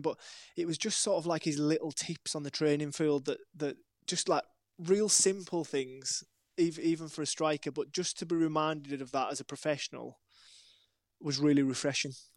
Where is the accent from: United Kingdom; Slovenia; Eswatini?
United Kingdom; Maryport, North West England; moved away as an adult; also born or lived in Wilmington, North Carolina / Brighton; my hometown of Maryport